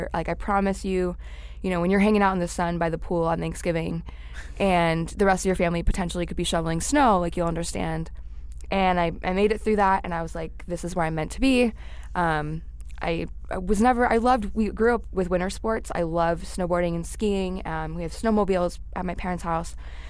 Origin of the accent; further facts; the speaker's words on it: Warwick, New York, United States; moved away as an adult; also born or lived in Buffalo, New York; now in Phoenix, United States; I did not grow up in New York City. I grew up in a small town called Warwick, New York. It's about an hour northwest of the city on the other side of the Hudson River. So very night and day compared to the city, but very commutable to the city.